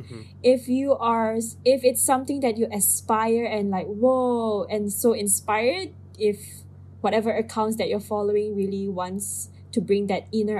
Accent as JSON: {"language": "English", "country": "Philippines", "said": "I am Filipino."}